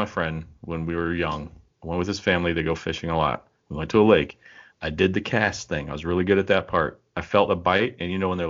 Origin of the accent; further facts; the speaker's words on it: Puget Sound, Washington, United States; I grew up on the Puget Sound